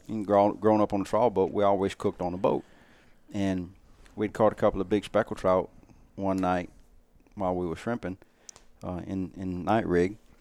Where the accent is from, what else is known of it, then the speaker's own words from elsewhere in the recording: South Louisiana, United States; growing up in South Louisiana around Venice